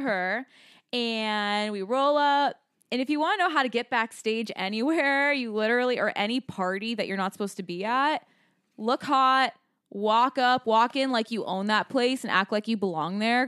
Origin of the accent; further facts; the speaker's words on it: Scottsdale, Arizona, United States; We're from Scottsdale